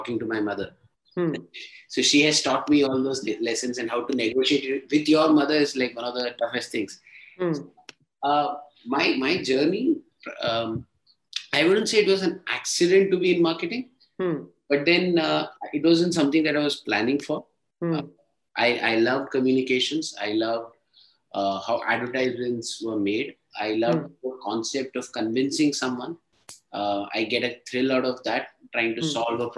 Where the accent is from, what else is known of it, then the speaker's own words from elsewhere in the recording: Ahmedabad, Gujarat, India; moved away as an adult; also born or lived in Kerala / Chennai / Bangalore / Hyderabad; now in Mumbai, India; I'm a Tamilian from Kerala, mm-hmm. Born and brought up in Ahmedabad.